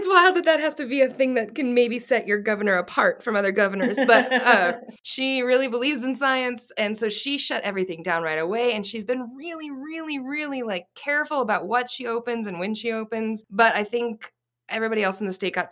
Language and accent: English; New Mexico, United States; I was born in New Mexico.